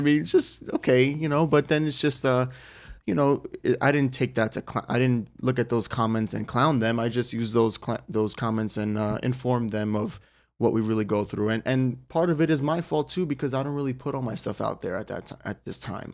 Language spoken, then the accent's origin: English; United States; as an American fighter